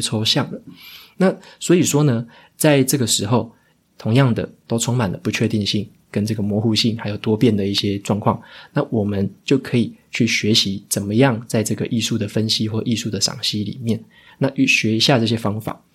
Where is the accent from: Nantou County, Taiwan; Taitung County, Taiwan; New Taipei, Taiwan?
Taitung County, Taiwan; Taitung; 我在这个台东出生嘛，所以说在我们乡下那边